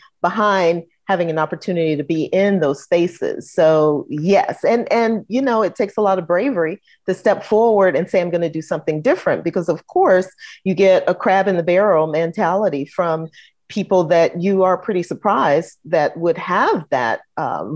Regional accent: St. Louis, Missouri, United States; moved away as an adult; also born or lived in Chicago; now in Atlanta, United States; I was born in Chicago, raised in St. Louis, and seasoned in Atlanta

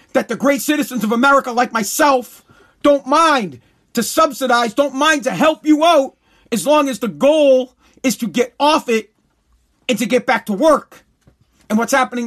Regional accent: United States; I'm an American

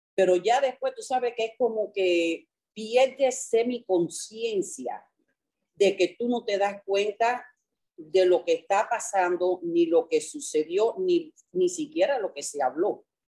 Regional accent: New York, United States; now in Miami, United States; yo crecí en Nueva York

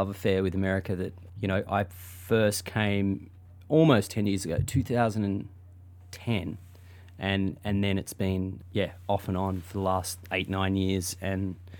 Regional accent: Australia; now in United States; I'm still a little bit afraid to talk about it as an Australian

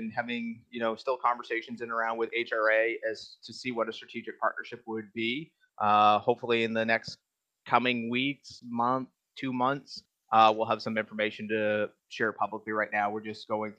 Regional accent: Maine, United States; moved away as an adult; now in Texas, United States; I'm from Maine. So, like, I've lived in the snow for 32 years.

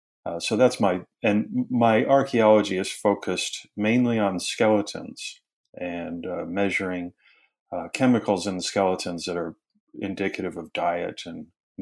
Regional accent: Wisconsin, United States; now in Tennessee, United States; I'm originally from Wisconsin, and it's fantastic to be living in Tennessee.

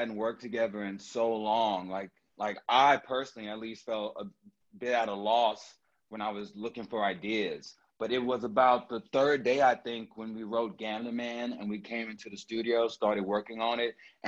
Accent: Houston, Texas, United States; growing up in Houston, growing up in Texas

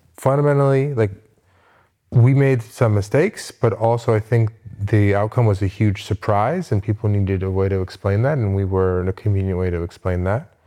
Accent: Westchester, New York, United States; born or raised there; moved away

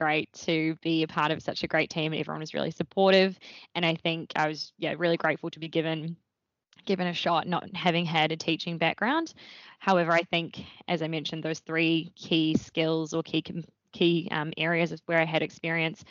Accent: Wellington, New Zealand; moved away as an adult; also born or lived in Dunedin, New Zealand; now in Melbourne, Australia; I grew up in Wellington in New Zealand

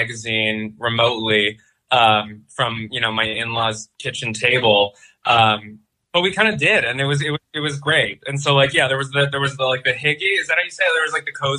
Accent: Cornwall, Ontario, Canada; moved away as an adult; also born or lived in Montreal / Greenpoint, Brooklyn; now in New York, United States; I'm from Cornwall, Ontario, which is close. It's like an hour from Montreal on the way to Toronto.

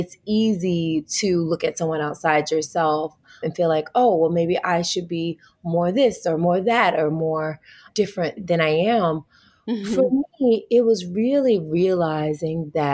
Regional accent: Tennessee, United States; moved away as an adult; also born or lived in Wichita, Kansas; now in California, United States; I'm a Southern girl. I'm from the South. I'm from Tennessee. Mm. So being raised as a Southern Baptist

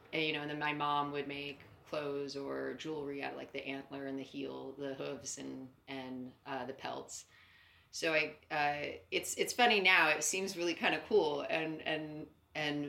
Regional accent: Northern California, United States; moved away as an adult; also born or lived in New York; I was born in Northern California, pretty much the middle of a cornfield.

